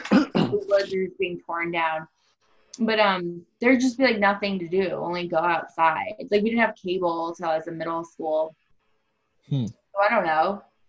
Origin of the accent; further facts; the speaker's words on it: Ballston Spa, New York, United States; Ballston Spa, New York, to be exact